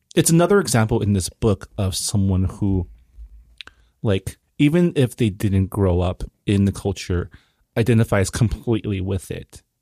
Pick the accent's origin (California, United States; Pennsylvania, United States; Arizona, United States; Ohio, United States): California, United States; San Gabriel; also born or lived in Toronto, Canada; I was born in Canada, I was born in Toronto, but I was raised in L A, in Saint Gabriel